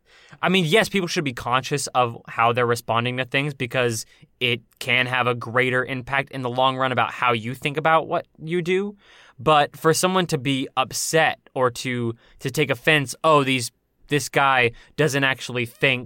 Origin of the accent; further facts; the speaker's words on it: United States; Because I'm an American boy. I'm an American dusty boy.